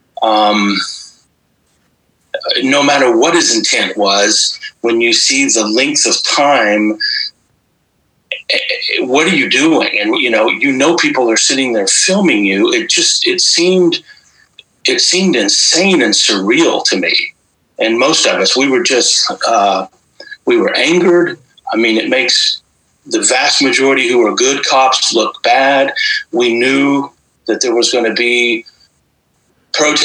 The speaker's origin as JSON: {"language": "English", "region": "Midwest", "country": "United States", "tie": "born or raised there", "said": "I grew up in the Midwest"}